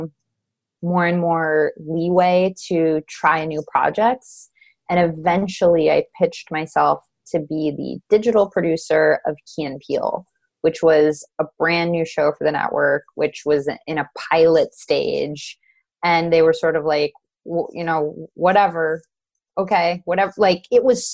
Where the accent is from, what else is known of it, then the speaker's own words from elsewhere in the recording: Los Angeles, California, United States; I'm from Los Angeles